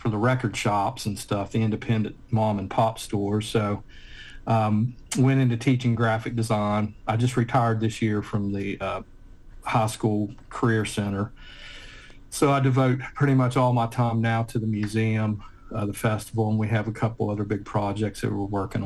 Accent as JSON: {"language": "English", "town": "Point Pleasant", "region": "West Virginia", "country": "United States", "tie": "born or raised there", "moved": "as an adult", "lives_now": "Ohio, United States", "said": "I was born and raised in Point Pleasant."}